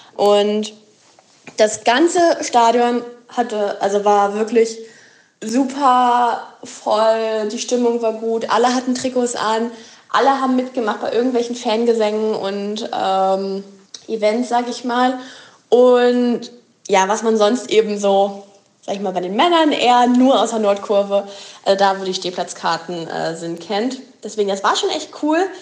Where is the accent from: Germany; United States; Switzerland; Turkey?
Germany; Wolfsburg, Lower Saxony; ich komme aus Wolfsburg, daher bin ich Lokalpatriot